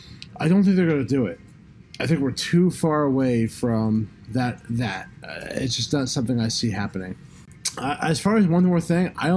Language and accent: English; New Jersey, United States; we're from New Jersey.